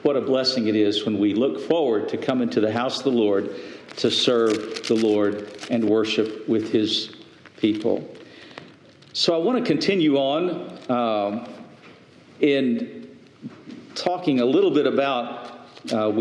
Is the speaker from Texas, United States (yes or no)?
yes; Lubbock, Texas, United States; the home church that I was in, that I grew up in Lubbock